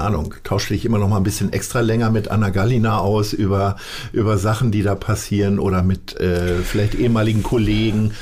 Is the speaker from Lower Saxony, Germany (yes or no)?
yes; Stadthagen, Lower Saxony, Germany; moved away; ich bin aufgewachsen in, in Niedersachsen in Stadthagen